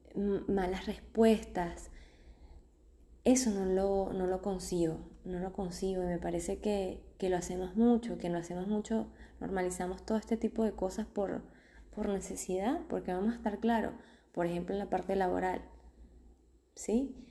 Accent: Venezuela; also born or lived in Argentina; now in Mexico; venimos de Argentina, somos venezolanos, venimos de Argentina

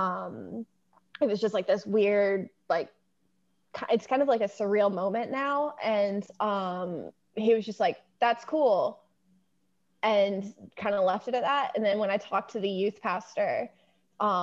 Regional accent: Eastern Shore of Maryland, United States; I grew up on the Eastern Shore of Maryland

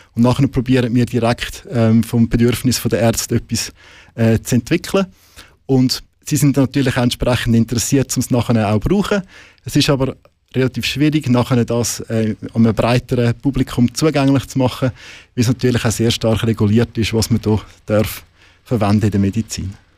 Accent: Switzerland; bei uns in der Schweiz

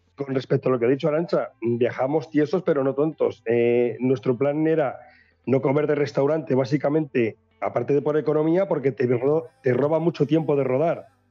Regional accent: Valladolid, Castile and León, Spain; soy pucelano

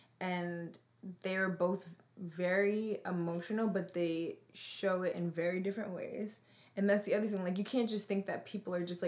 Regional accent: New Jersey, United States; growing up in Central Jersey, we've been the only black person in the room.

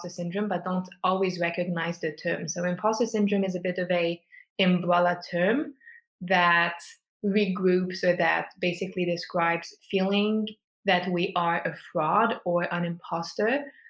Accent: Switzerland; born and raised in Switzerland

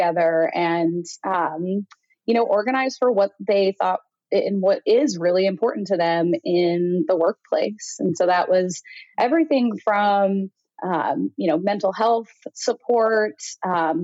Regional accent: Indiana, United States; moved away as an adult; also born or lived in Chicago / New York; Born and raised in Indiana, had lived in Chicago for 6 years after graduating from Ball State, and then moved to New York, where I lived for another 6.5 years

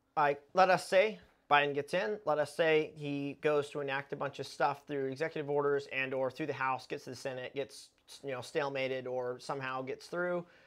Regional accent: United States

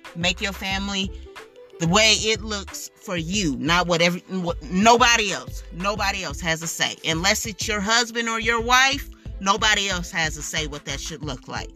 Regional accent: United States; As an American

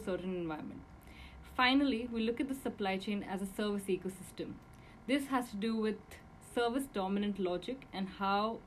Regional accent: India; I'm from India

